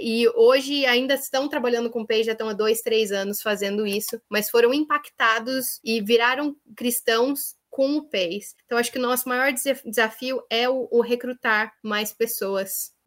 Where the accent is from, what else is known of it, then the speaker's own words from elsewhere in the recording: Brazil; moved away as an adult; now in Northern Ireland; eu sou brasileira